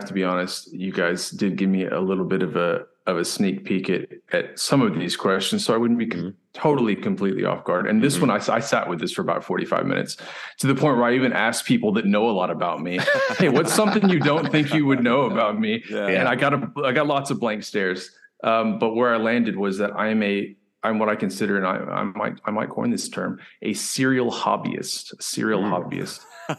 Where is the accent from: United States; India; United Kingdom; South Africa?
South Africa; moved away; Unfortunately, I had to leave them when I came from South Africa, but I want to get back into that.